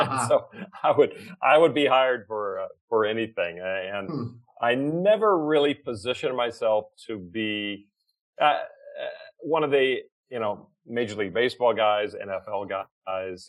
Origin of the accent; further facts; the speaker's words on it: the South, United States; moved away; also born or lived in California; in the South where I was born